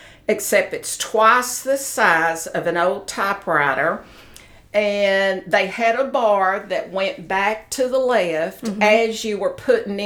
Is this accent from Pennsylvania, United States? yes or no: no; Knoxville, Tennessee, United States; I was born in Knoxville, Tennessee.